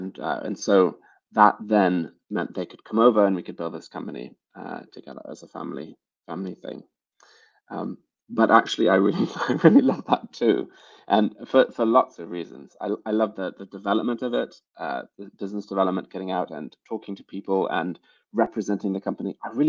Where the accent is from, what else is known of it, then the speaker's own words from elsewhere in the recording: United States; now in United Kingdom; I'm not actually British. I know my accent might sometimes lead you to believe that. I am now. I have a British passport now, but I'm American originally.